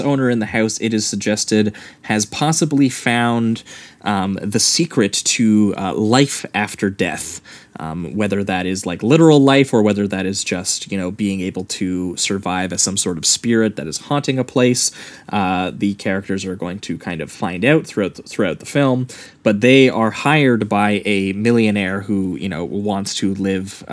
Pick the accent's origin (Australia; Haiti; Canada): Canada; being Canadian boys